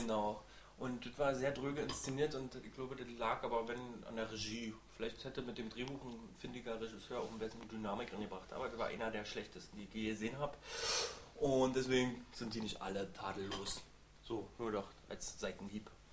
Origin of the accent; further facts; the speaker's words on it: Berlin, Germany; Wir als Berliner